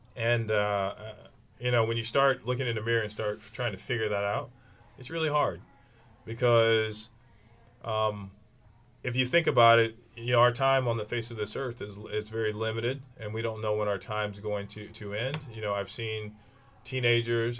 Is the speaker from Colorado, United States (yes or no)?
no; Kankakee, Illinois, United States; I'm from Kankakee, Illinois